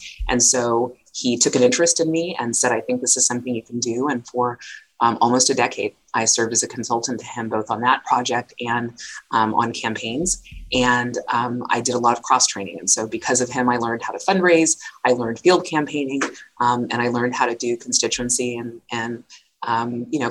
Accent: Los Angeles, California, United States; But I grew up in Los Angeles, west side of Los Angeles, Playa del Rey to be specific.

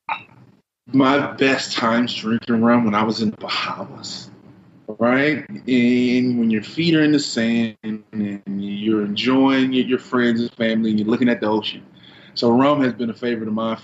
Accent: Louisiana, United States; I'm from Louisiana

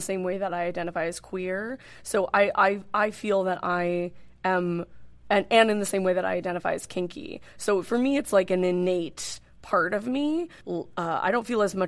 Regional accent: Northern California, United States; moved away as an adult; now in New York City, United States; I grew up in Northern California, mm-hmm. And lived in Northern California most of my life. I've been in New York City for 6 years.

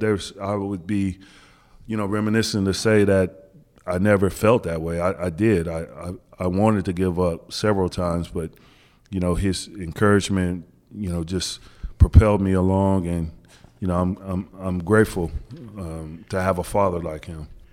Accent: Wichita, Kansas, United States; moved away as an adult; also born or lived in New Jersey; growing up in Wichita, Kansas, we used to get a lot of the Big East games.

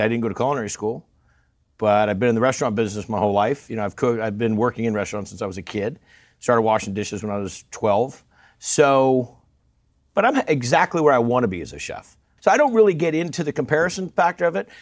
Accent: Northern California, United States; I'm a guy from Northern California

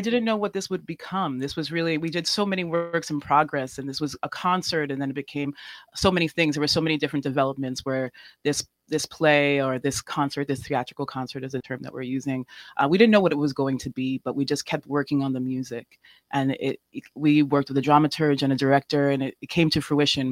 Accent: New York City, New York, United States; I'm from New York City as well, and I am mixed race

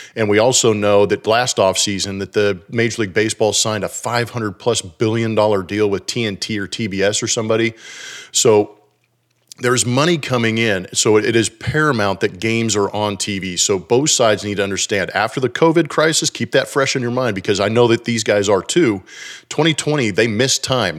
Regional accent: California, United States; moved away as an adult; now in Texas, United States; being from California and having my daughters born and raised in California until they were about thirteen, fourteen, moving to Texas

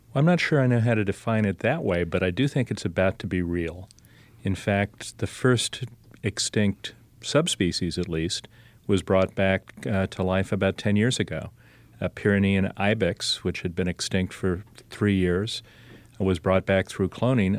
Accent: Columbus, Ohio, United States; I was born in Columbus, Ohio

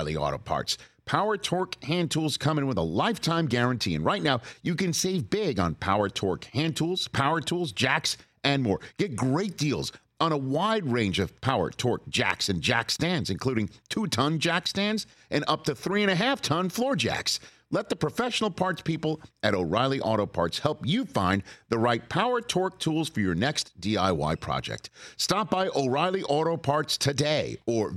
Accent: New York, United States; moved away; Growing up in New York

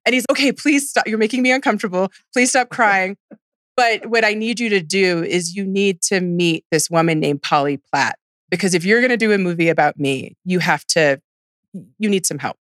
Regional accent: Houston, Texas, United States; moved away; I'm from Houston, and I'm actually seventh generation Texan, seventh generation Galveston, Houston.

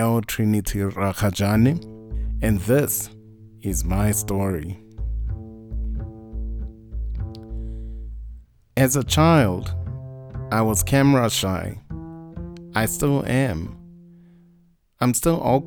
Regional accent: Mahikeng, North West, South Africa; I was born in Munsiwa in the Northwest

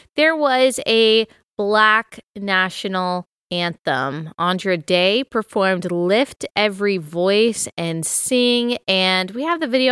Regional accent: Texas, United States; moved away as an adult; also born or lived in Southeast US; growing up in Texas

